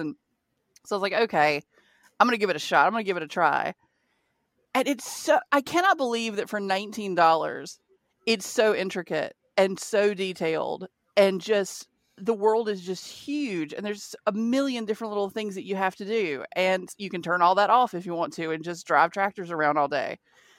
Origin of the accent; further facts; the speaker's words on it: the South, United States; I'm from the South. I know farmers. I grew up on a horse ranch.